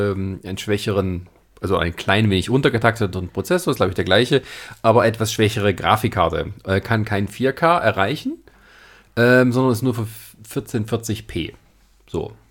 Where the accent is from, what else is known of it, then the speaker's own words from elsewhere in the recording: Germany; Ja, als Deutscher, ja.